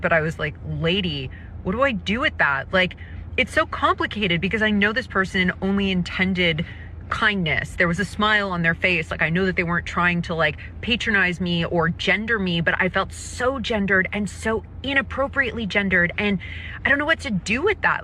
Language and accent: English; California, United States; I'm from California